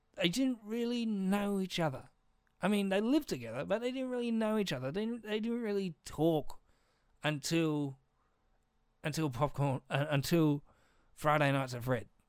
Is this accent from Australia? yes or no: yes; Australia; I'm Australian.